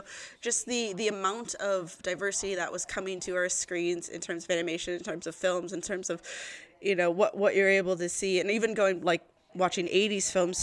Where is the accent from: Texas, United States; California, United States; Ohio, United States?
Texas, United States; moved away as an adult; also born or lived in Bradford, United Kingdom; now in Newcastle, United Kingdom; I'm originally from Texas